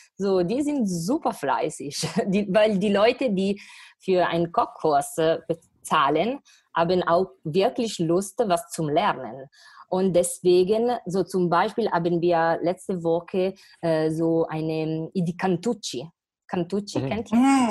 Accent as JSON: {"language": "German", "town": "Varese", "region": "Lombardy", "country": "Italy", "also_born_or_lived": "Milan", "second_language": "German", "moved": "as an adult", "lives_now": "Düsseldorf, Germany", "said": "ich komme aus Norditalien, aus Lombardei, Varese, in der Nähe von Mailand"}